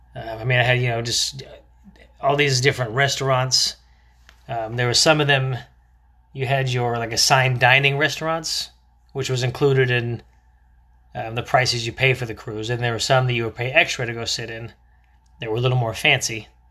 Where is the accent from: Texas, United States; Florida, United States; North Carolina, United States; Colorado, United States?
Florida, United States; growing up in Florida